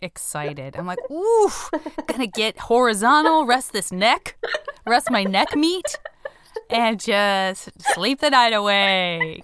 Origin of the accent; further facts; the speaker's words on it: Tucson, Arizona, United States; I'm from Tucson. I'm, it's a one hundred percent a city in which being a teenager means that, like, you just will be driving around